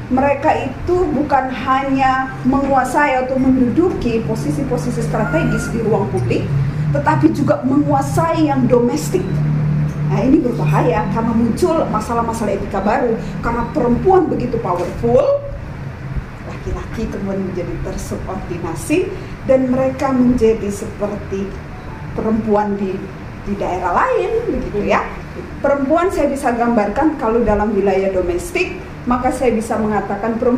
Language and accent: Indonesian; Timika, Papua, Indonesia; saya nggak besar di Manado, saya besar di daerah perantauan di daerah Timika, Irian Jaya, Papua Barat karena papa saya bekerja di Freeport.